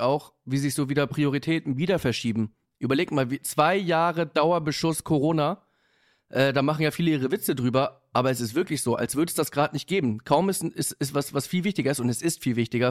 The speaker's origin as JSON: {"language": "German", "region": "Hamburg", "country": "Germany", "tie": "born or raised there", "said": "ich bin in Hamburg-Bergedorf groß geworden"}